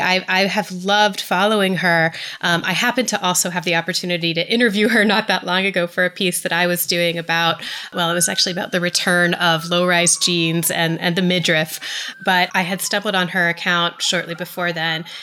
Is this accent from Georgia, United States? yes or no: yes; Atlanta, Georgia, United States; I am from the South, and I, I'm from Atlanta